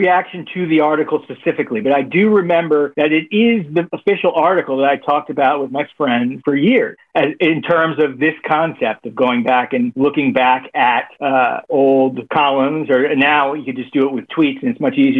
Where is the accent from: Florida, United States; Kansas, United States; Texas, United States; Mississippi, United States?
Florida, United States; Miami; Born and raised in Miami.